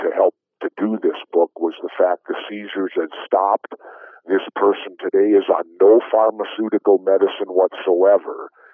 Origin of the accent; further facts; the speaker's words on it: Minneapolis, Minnesota, United States; I grew up in South Minneapolis, inner city